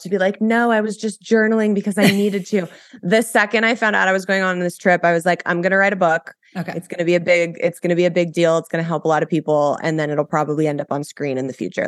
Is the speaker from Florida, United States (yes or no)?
no; Los Angeles, California, United States; so I grew up in Los Angeles. I was born and raised here.